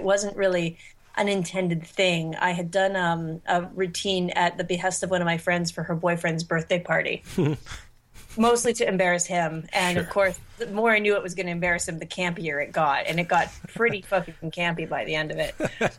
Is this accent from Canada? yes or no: yes; Canada; I'm Canadian now anyway.